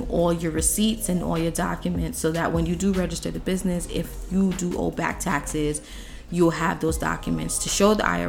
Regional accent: New York City, New York, United States; we are from New York City, New York State.

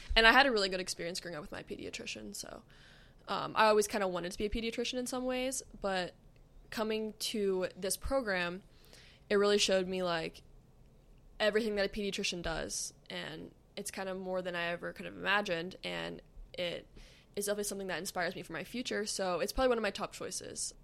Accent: Pennsylvania, United States; moved away as an adult; now in Akron, United States; I moved away from home, so I grew up in Pennsylvania

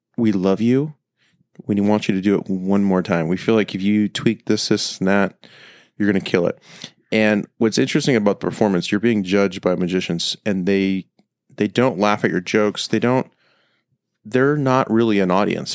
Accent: Temecula, California, United States; moved away; I grew up in Temecula

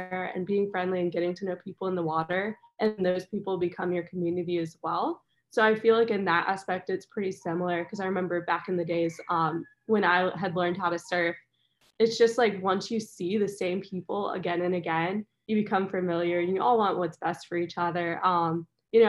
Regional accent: North Carolina, United States; also born or lived in Jeffreys Bay, South Africa; now in Hawaii, United States; growing up in North Carolina

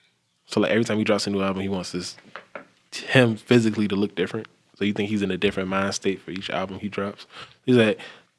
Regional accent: Georgia, United States; now in Atlanta, United States; I say I'm from Georgia

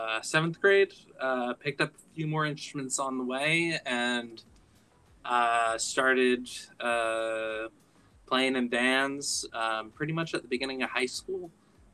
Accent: Massachusetts, United States; now in California, United States; I'm from Massachusetts originally

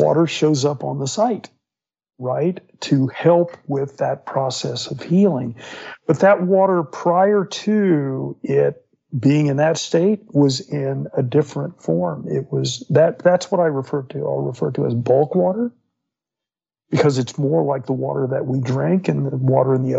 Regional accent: Fort Myers, Florida, United States; I grew up in Florida. And so, yeah, on the West Coast in Fort Myers

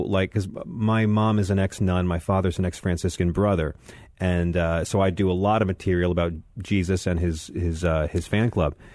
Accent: Bohemia, New York, United States; I grew up in Bohemia, the most nice. ironically named town in all of America

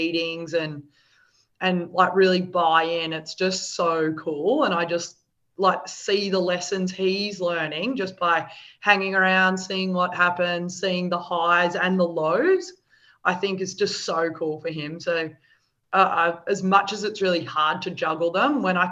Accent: Melbourne, Victoria, Australia; moved away as an adult; now in Sydney, Australia; my parents live in Melbourne. I grew up in Melbourne.

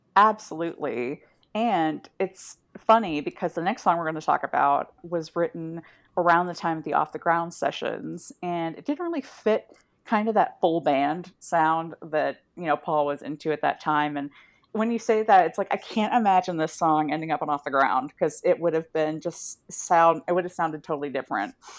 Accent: Midwest, United States; I have memories growing up in the Midwest of hiding in the basement during, like, tornadoes

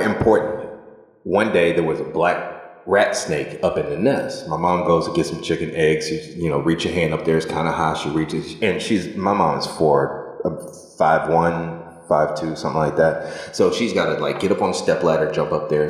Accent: Stockbridge, Georgia, United States; I grew up in Stockbridge, Georgia, outside of Atlanta, Georgia

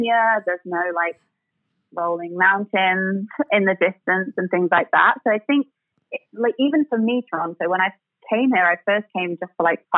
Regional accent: England, United Kingdom; It's funny because, as you may have guessed, I'm from England.

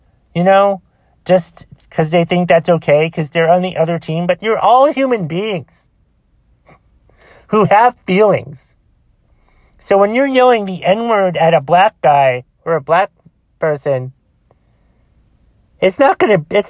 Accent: Boston, Massachusetts, United States; Boston, Massachusetts, for fuck's sake. My hometown.

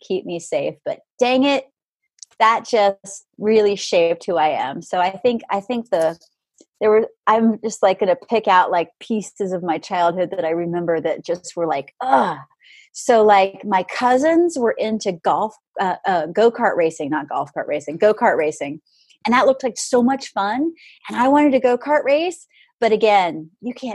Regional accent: Jacksonville, Florida, United States; also born or lived in Orange Park, Florida; I grew up in Jacksonville, Florida, big old Navy town

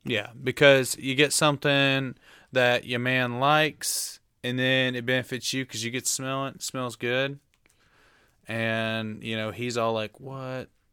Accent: Tullahoma, Tennessee, United States; I'm from Tullahoma, Tennessee. I went to high school there.

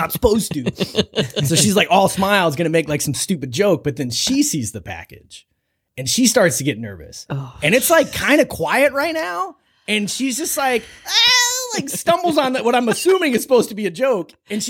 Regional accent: Ireland; okay, well, I'm still going to try them because, like, you know, I'm Irish.

